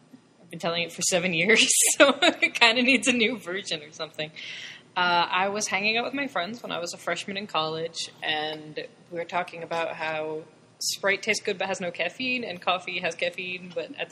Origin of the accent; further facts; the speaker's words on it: East Hartford, Connecticut, United States; also born or lived in New Jersey / Shanghai; I'm from East Hartford. I, you know, went through all the schools in East Hartford